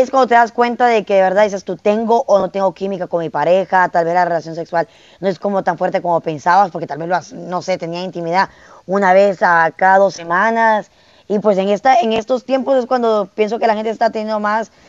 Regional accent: Choluteca, Honduras; de Honduras, vos, de allá de, Choluteca.

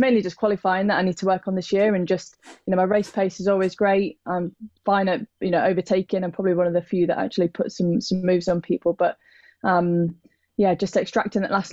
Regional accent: United Kingdom; known as a British racing driver

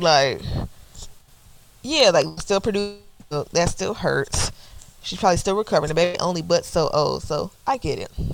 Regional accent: Atlanta, Georgia, United States; I'm from Atlanta

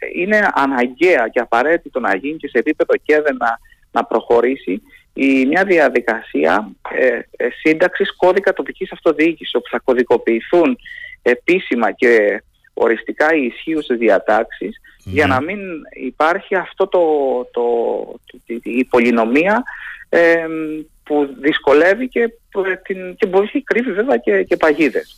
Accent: Heraklion, Crete, Greece; now in Athens, Greece; καταγόμαστε από το Ηράκλειο και το επισκεπτόμαστε

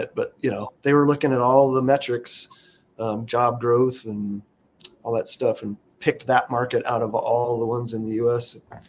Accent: Alaska, United States; I'm actually from Alaska, born and raised

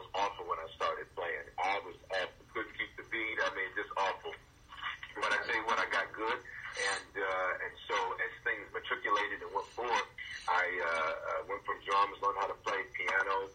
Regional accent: Memphis, Tennessee, United States; also born or lived in Denver; I was born in Denver, but raised in Memphis. And the inner city of Memphis, South Memphis

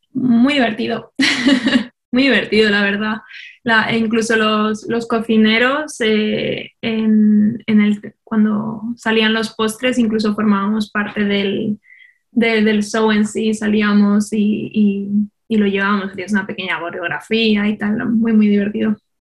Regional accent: Spain; moved away as an adult; also born or lived in Taiwan; now in Brisbane, Australia; como buena española, en mi casa siempre se ha cocinado pues, con producto mediterráneo

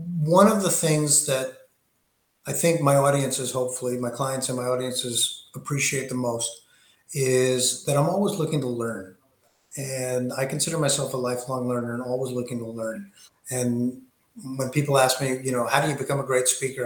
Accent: Greenwich, Connecticut, United States; I grew up in Greenwich, Connecticut

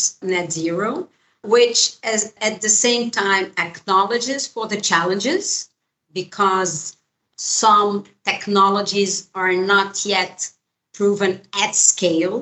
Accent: Brazil; in Brazil, my home country

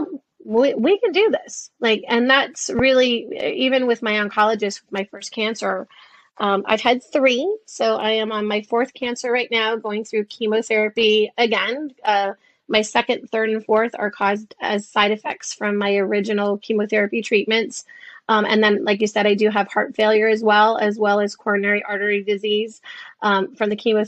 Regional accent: Detroit, Michigan, United States; when I was a kid, I grew up in Detroit

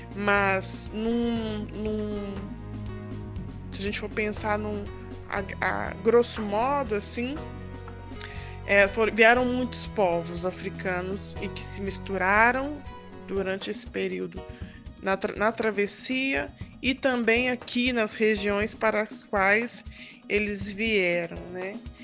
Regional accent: Belo Horizonte, Minas Gerais, Brazil; do Novo Glória, bairro de onde eu nasci, do bairro Novo Glória

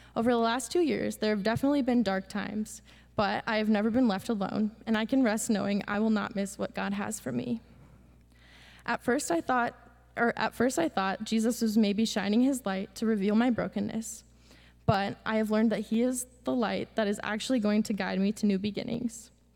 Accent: Pella, Iowa, United States; I'm from Pella, Iowa.

